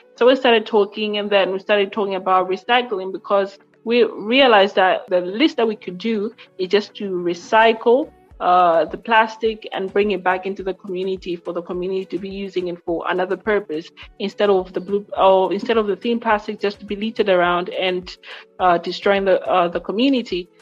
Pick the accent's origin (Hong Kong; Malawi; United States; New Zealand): Malawi; Lilongwe, Central Region; I am from Lilongwe, Malawi